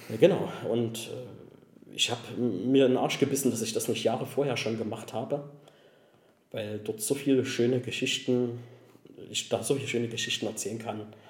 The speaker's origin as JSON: {"language": "German", "region": "Saxony", "country": "Germany", "said": "bei uns in Sachsen"}